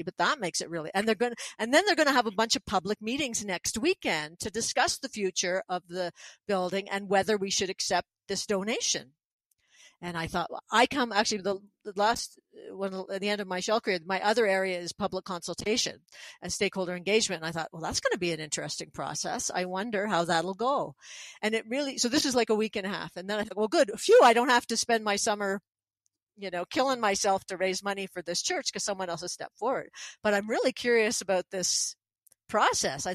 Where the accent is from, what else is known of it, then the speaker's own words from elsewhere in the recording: Quebec, Canada; moved away as an adult; also born or lived in Montreal / Nova Scotia; now in Pincher Creek, Canada; I'm from Quebec as well. I speak French